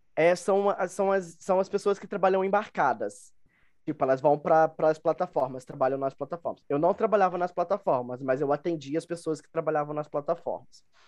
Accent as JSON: {"language": "Portuguese", "region": "Rio de Janeiro", "country": "Brazil", "also_born_or_lived": "Dublin, Ireland", "moved": "as an adult", "lives_now": "Minas Gerais, Brazil", "said": "sou do, do Rio de Janeiro. É, atualmente moro em Minas Gerais"}